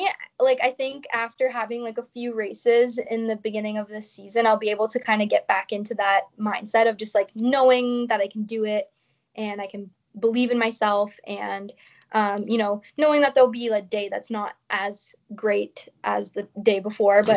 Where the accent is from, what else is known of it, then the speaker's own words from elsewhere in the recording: Canada; being Canadian